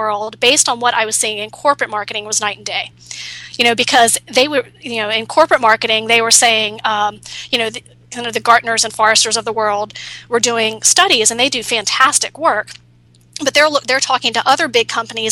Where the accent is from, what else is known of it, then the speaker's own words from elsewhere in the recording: San Francisco, California, United States; I'm from San Francisco, so that's Silicon Valley.